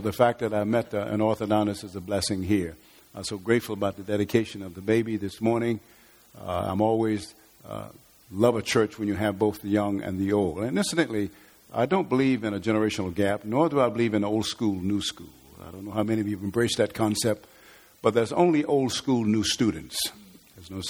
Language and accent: English; Atlanta, Georgia, United States; I am from Atlanta